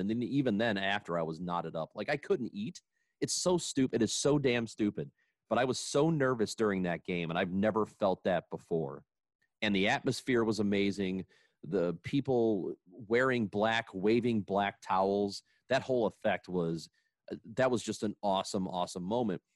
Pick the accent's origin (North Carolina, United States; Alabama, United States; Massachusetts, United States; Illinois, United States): Illinois, United States; Granite City; growing up in Granite City.